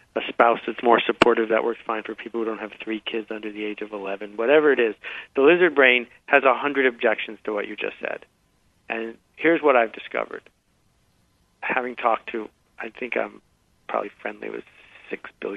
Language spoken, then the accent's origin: English; Buffalo, New York, United States; I grew up in Buffalo, New York